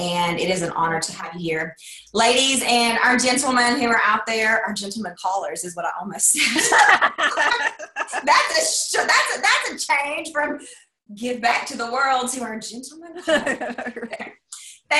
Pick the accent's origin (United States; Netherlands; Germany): United States; Tennessee; now in Arkansas, United States; I'm in Arkansas right now. I'm from Tennessee.